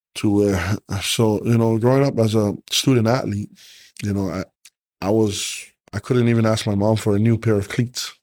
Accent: Hawaii, United States; But us as Hawaiian, or me as a Hawaiian

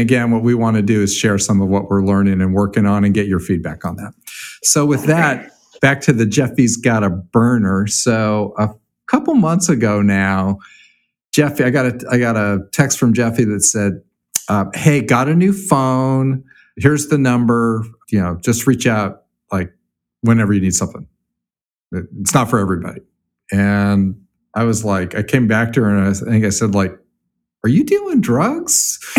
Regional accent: California, United States; And for those of you that don't know, I used to live in San Diego for a while. So I grew up in California. So I know that weather.

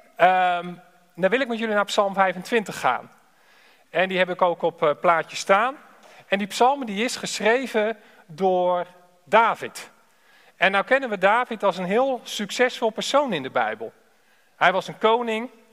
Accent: Alphen aan den Rijn, South Holland, Netherlands; Ik ben afkomstig uit Al van der Rijn

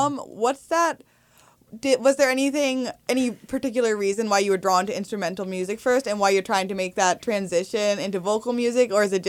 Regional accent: Morristown, New Jersey, United States; I'm from Morristown, so I'm familiar.

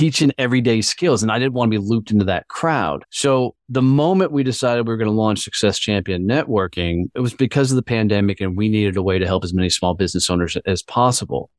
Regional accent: Fort Worth, Texas, United States; my hometown of Fort Worth, Texas

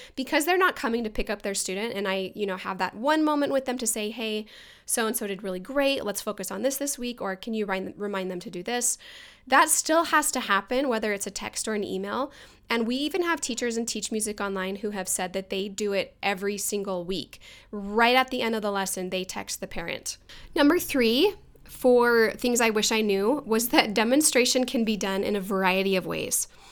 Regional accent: Mesa, Arizona, United States; moved away as an adult; also born or lived in Boston, Massachusetts; I'm actually from Mesa, Arizona

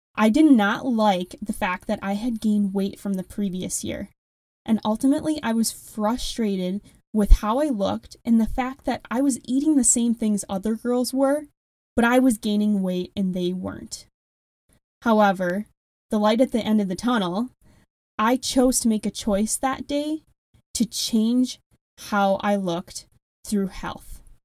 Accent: Wisconsin, United States; accent: strong Midwestern; I do have a very strong Midwestern accent. I am from Wisconsin

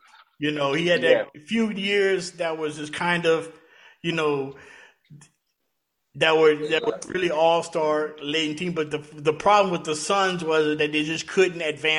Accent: Louisiana, United States; growing up in Louisiana during the early 80s.

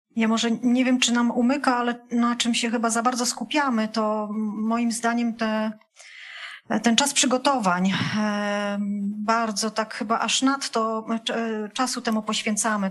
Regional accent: Poland; ja pochodzę z terenów górskich, takich może bardziej podgórskich

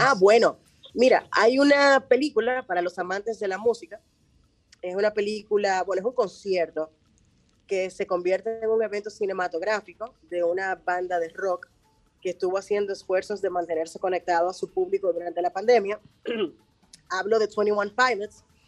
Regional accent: Dominican Republic; somos dominicanos

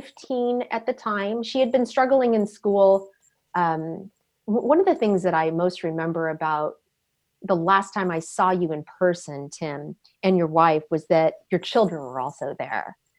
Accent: Southern California, United States; moved away as an adult; also born or lived in Dublin, Ireland; now in Ireland; I came from Southern California, where if something was 20 years old, it was old

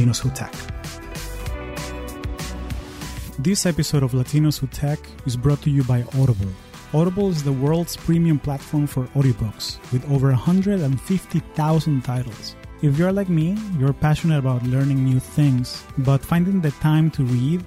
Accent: Caracas, Capital District, Venezuela; now in United States

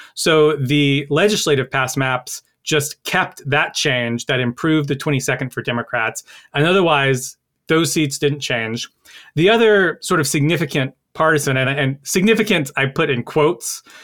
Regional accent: North Carolina, United States; my home state of North Carolina

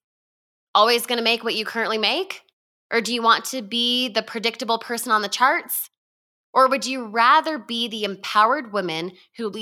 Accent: Utah, United States; I was born and raised in Utah

